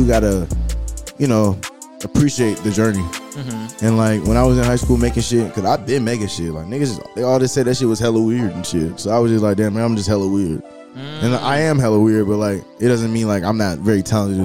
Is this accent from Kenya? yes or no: no; Atlanta, Georgia, United States; I grew up in the Atlanta, metro Atlanta area